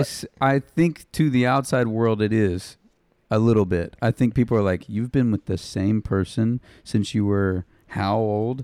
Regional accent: Jacksonville, Arkansas, United States; I grew up right outside of Little Rock, um, next to the Air, the Air Force Base in Jacksonville

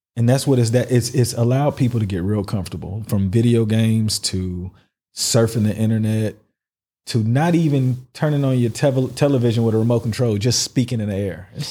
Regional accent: United States; now in United Arab Emirates

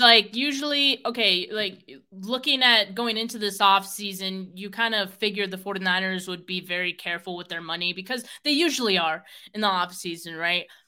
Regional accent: Bay Area, California, United States; I'm from the Bay Area

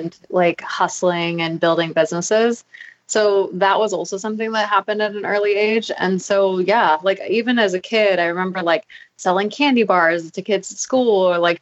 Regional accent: Maui, Hawaii, United States; I grew up in Maui

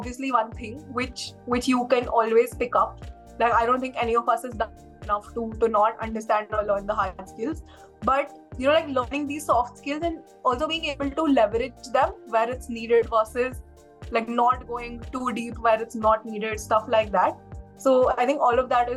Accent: Delhi, India; moved away as an adult; also born or lived in Shillong; Since I'm from Delhi, my college was in Delhi

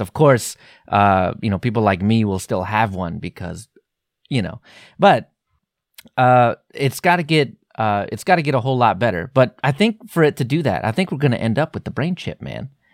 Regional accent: Texas, United States; my inner Texan

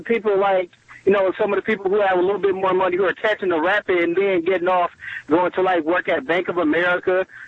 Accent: Cleveland, Ohio, United States; As you know, I'm from Cleveland.

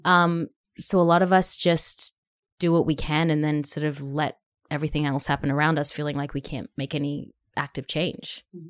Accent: Australia; now in Nashville, United States; being an Australian

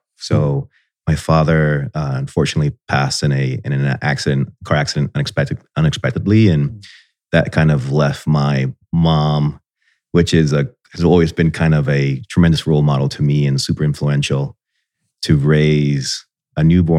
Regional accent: Miami Beach, Florida, United States; born there; So I was born in Miami Beach, Florida, I guess before it was cool, right?

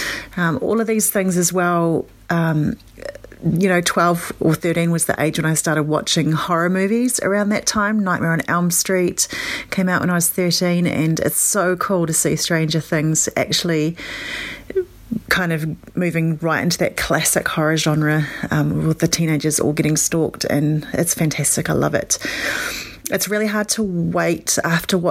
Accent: New Zealand; Where I grew up in New Zealand, we had Skate City, Skate World, and Skate Ranch all in the small city that I live

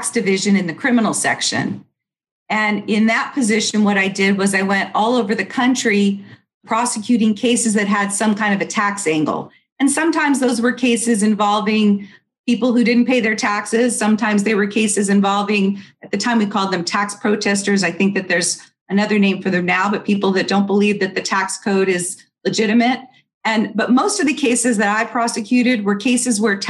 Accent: California, United States; moved away as an adult; also born or lived in New York / Utah / Washington, D.C.; now in Palm Beach County, United States; I grew up in California. I was actually born in New York, lived for a while in Utah, but I spent most of my formative years in California

